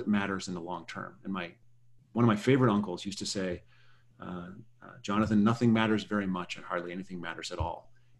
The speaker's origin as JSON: {"language": "English", "region": "South Dakota", "country": "United States", "moved": "yes", "lives_now": "Berkeley, United States", "said": "I'm from South Dakota, which is, you know, leans right a bit. And I'm living in Berkeley"}